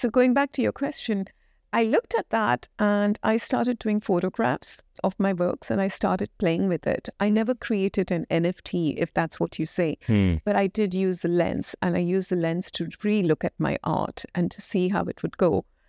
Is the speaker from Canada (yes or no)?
no; Kuwait; moved away as an adult; now in United Kingdom; And I moved from Kuwait. I was born and brought up in Kuwait in the Middle East. And then I moved to the UK to study.